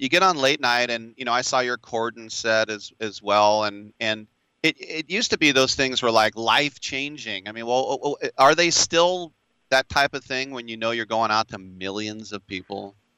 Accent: Richmond, California, United States; I'm from Richmond, California.

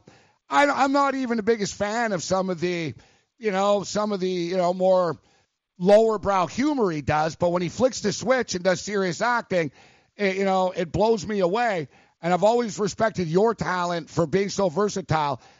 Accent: Montreal, Quebec, Canada; now in New York, United States; I'm actually from Montreal

